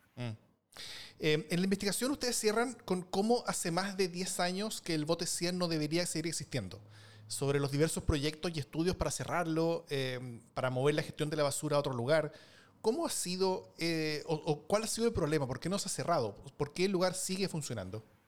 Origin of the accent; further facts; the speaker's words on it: Chile; en mi país, por ejemplo, Chile